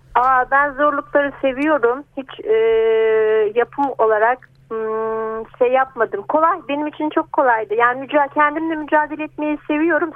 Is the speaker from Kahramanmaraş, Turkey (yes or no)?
no; Selçuk, İzmir, Turkey; now in İzmir, Turkey; Doğduğum köy Selçuk Göçüalan yani 100 kilometre falan.